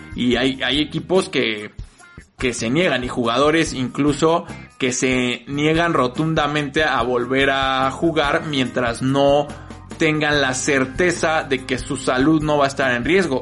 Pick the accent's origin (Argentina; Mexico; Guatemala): Mexico